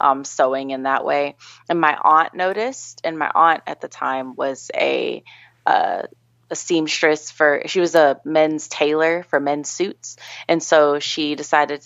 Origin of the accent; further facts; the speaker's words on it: Gardner, Kansas, United States; I grew up in a small town in Kansas called Gardner